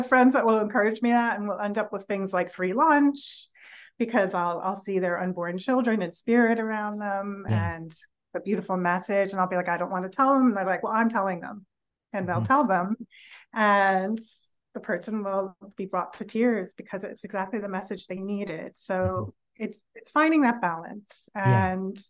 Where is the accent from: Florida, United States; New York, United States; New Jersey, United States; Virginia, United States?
New York, United States; New York City; moved away; also born or lived in California; I grew up in New York City in an apartment building, like on the 14th floor